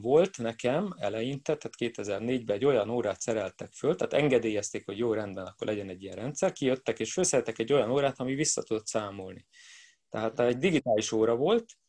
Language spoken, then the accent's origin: Hungarian; Budapest, Hungary; én budapesti vagyok